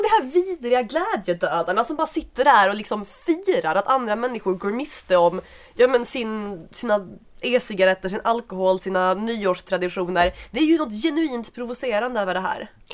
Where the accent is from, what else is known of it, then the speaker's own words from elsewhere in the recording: Skåne, Sweden; now in Stockholm, Sweden; där jag kommer ifrån i Skåne.